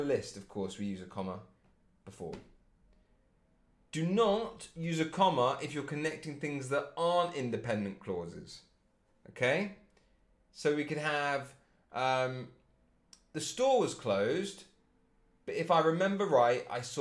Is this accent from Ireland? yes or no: no; England, United Kingdom; I'm English